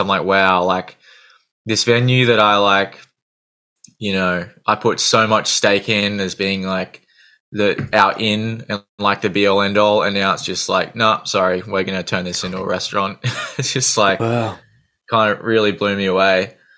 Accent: Gold Coast, Queensland, Australia; I generally say I'm from the Gold Coast, but I'm kind of on the on the outskirts

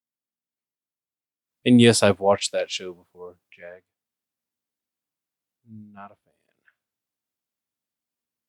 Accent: United States; I'm American

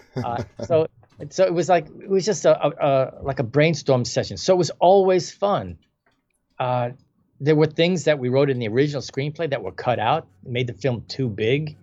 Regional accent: New York City, New York, United States; I was born in the Bronx

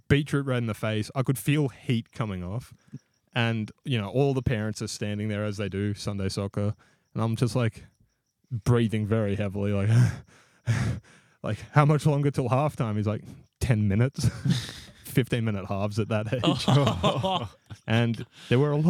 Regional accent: Sunbury, Victoria, Australia; in Australia, under 12s, where I grew up in Sunbury

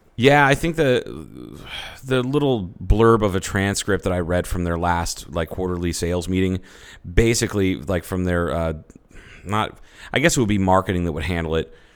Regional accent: United States; I'm an American

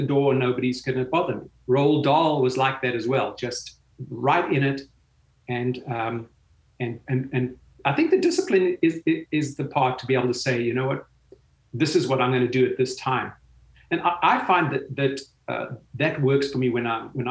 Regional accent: South Africa; growing up in South Africa

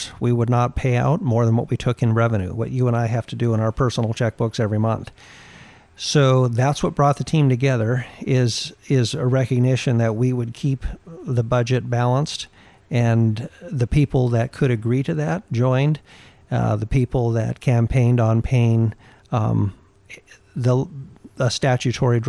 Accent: Alaska, United States; also born or lived in Anchorage, Alaska / Newhalen, Alaska; I grew up in little villages around Alaska.

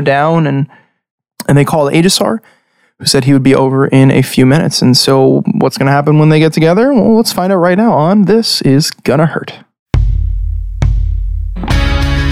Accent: Long Island, New York, United States; We're five guys from Long Island who play D&D

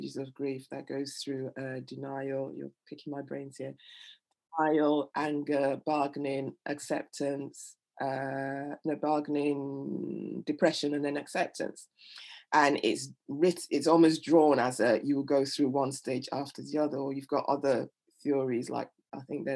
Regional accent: Nigeria; now in England; I'm Nigerian, and we, you know, death isn't, when someone dies, everyone comes over

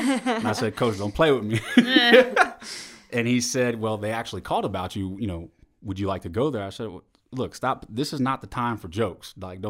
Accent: St. Martinville, Louisiana, United States; also born or lived in Texas; Sure. So I'm originally from St. Martinville, Louisiana. That's a small town about, let's say, south-southeast of Lafayette, Louisiana.

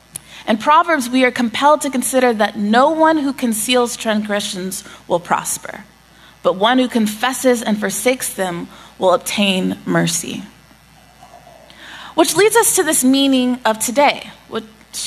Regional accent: Austin, Texas, United States; In fact, the house that I grew up in Pemberton

